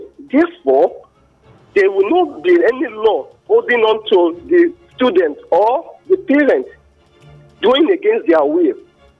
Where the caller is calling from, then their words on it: Abeokuta, Ogun State, Nigeria; I'm calling from Abeokuta.